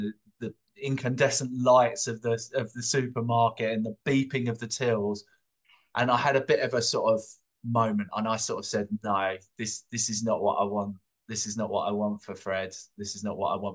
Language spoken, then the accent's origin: English; London, United Kingdom; moved away as an adult; I grew up in London. I'm from London, and I grew up with my family in Camberwell, southeast London.